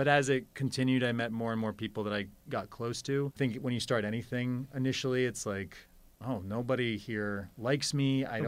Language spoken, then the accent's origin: English; Montana, United States; born there; also born or lived in Colorado; I was born in Montana, and then we moved around the world for my dad's job, but we always came back to Colorado.